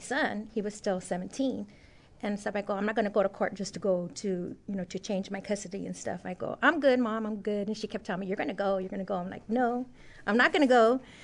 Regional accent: Oxnard, California, United States; moved away; I'm originally from Oxnard, California

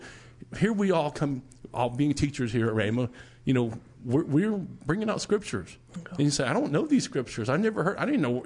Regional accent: United States; we, as you know, United States of America citizens

